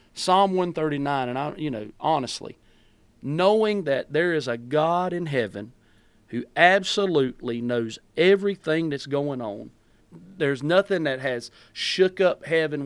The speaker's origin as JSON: {"language": "English", "region": "North Carolina", "country": "United States", "also_born_or_lived": "Greensboro, North Carolina", "said": "I'm from Coolumee, North Carolina"}